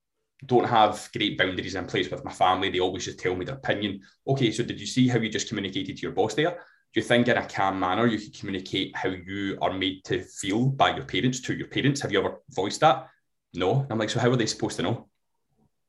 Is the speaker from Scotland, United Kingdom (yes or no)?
yes; Glasgow, Scotland, United Kingdom; I'm from Glasgow